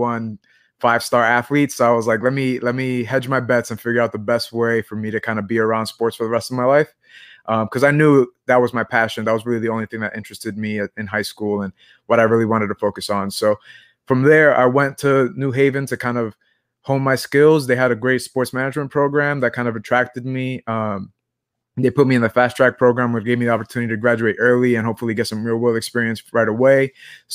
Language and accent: English; New York City, New York, United States; also born or lived in New Haven; I'm from Brooklyn, New York